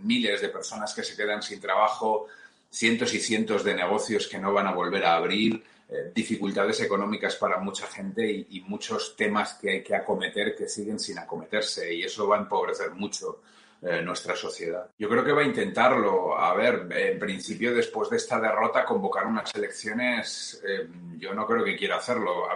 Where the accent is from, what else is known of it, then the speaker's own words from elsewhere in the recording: Valencian Community, Spain; si tiene que ver con la comunidad valenciana de la forma que sea, yo estaré encantado porque es mi tierra